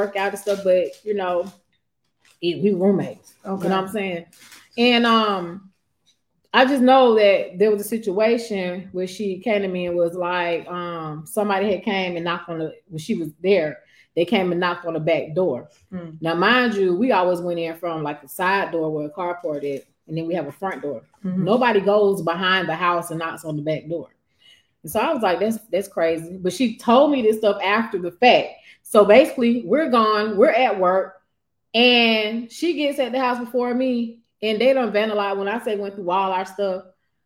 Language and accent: English; the East Side, Georgia, United States; I grew up on the East